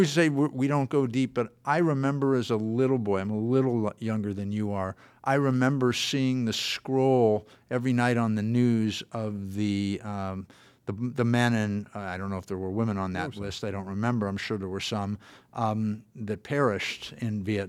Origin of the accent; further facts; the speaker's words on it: Los Angeles, California, United States; I grew up in Los Angeles.